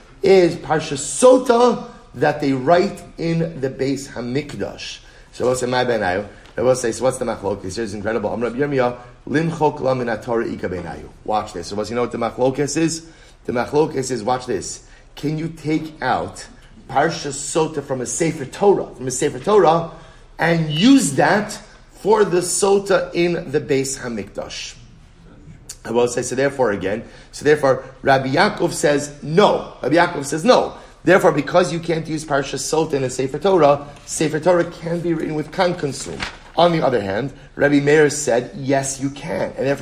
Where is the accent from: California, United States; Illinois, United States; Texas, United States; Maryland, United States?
Maryland, United States; Baltimore; My wife's Rachel. We're both from Baltimore.